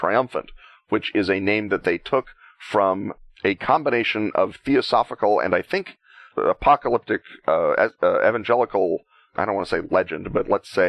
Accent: Oklahoma, United States; Growing up in Oklahoma

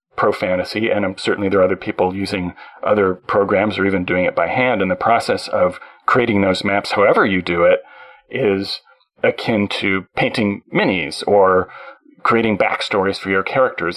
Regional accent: Canada; I being a Canadian.

